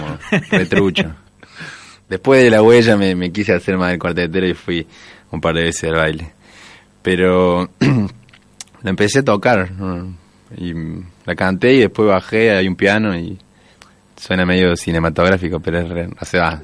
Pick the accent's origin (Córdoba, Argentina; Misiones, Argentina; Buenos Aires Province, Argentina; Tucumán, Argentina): Córdoba, Argentina; also born or lived in zona norte, Córdoba; nací en San Vicente y hasta los 13 que vivía ahí